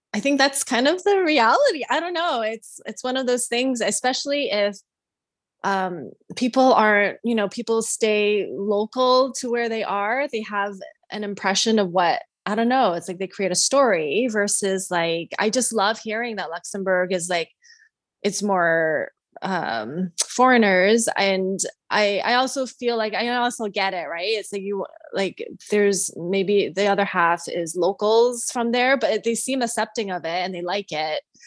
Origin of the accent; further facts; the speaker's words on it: Canada; now in United States; I grew up in Canada